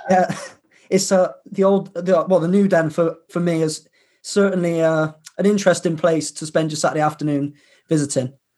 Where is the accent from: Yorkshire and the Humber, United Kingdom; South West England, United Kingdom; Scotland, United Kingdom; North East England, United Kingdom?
South West England, United Kingdom; Bristol; moved away as an adult; now in Leicester, United Kingdom; I'm from Bristol, but I'm currently fin- just finishing off my degree in Leicester